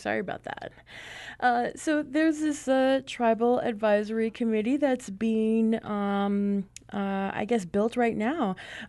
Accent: Navajo Nation, United States; I'm your host and producer … I'm from the Navajo Nation.

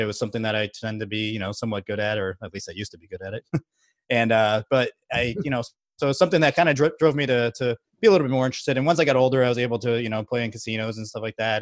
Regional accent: Margate, Florida, United States; moved away as an adult; also born or lived in Baltimore, Maryland; now in Texas, United States; I'm actually originally from South Florida. I've lived in, uh, Margate, Florida

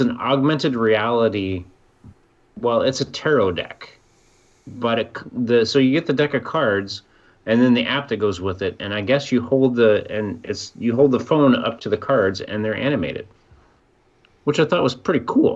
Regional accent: Southeast Iowa, United States; moved away; also born or lived in Michigan; I grew up in Iowa

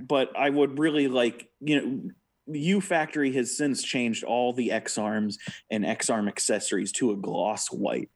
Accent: United States; as an American

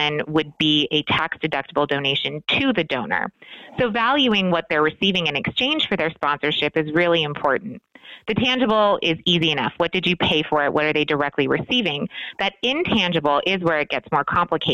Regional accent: Hawaii, United States; moved away as an adult; now in Las Vegas, United States; I'm originally from Hawaii, and so I moved here in 2001, the Ninth Island, as we call it

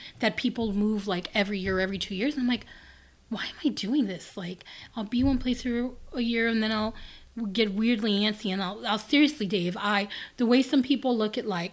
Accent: Los Angeles, California, United States; moved away; I was raised in South Central

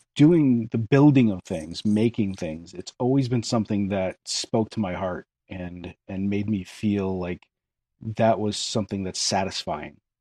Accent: Western Connecticut, United States; moved away as an adult; also born or lived in New Jersey; now in Maine, United States; I'm not actually originally from New Jersey. I'm from Connecticut, Western Connecticut.

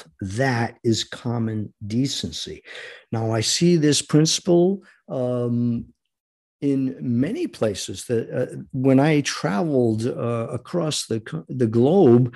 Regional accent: United States; We, the American people

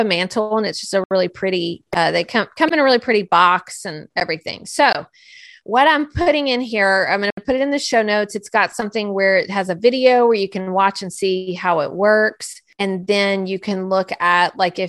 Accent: United States; I'm an American

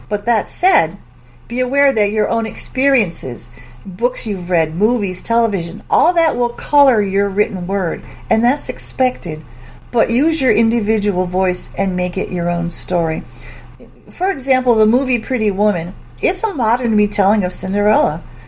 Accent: Springfield, Massachusetts, United States; Massachusetts. Springfield, Massachusetts.

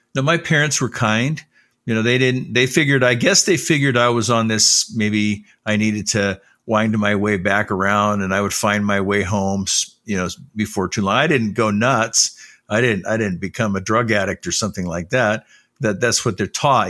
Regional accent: Los Angeles, California, United States; also born or lived in Salt Lake City, Utah; I didn't grow up in Utah. I grew up in Southern California in the Los Angeles area

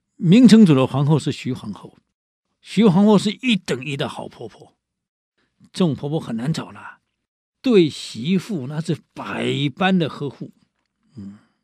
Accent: Taiwan; 我们台湾叫烂惨呢

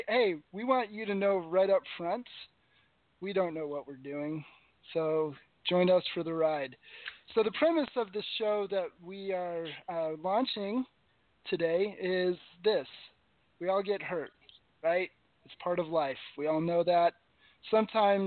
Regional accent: New England, United States; also born or lived in Las Vegas / Hollister, California; now in San Luis Obispo, United States; I grew up in New England

